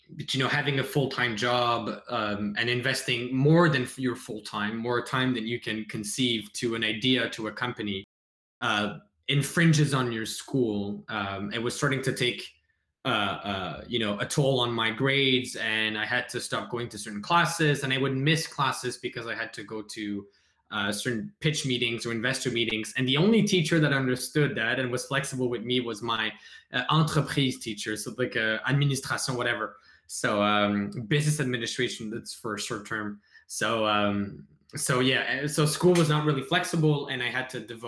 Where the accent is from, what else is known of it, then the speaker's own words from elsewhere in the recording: Montreal, Quebec, Canada; I'm from Montreal. I studied in high school at Brébeuf, went to CEGEP at Brébeuf